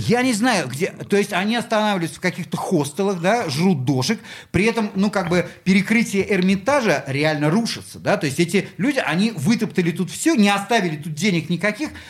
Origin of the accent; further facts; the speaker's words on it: Saint Petersburg, Russia; я здесь родился